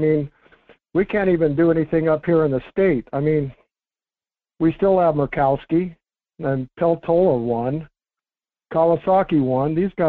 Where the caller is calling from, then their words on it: Fairbanks, Alaska, United States; This is … calling from Fairbanks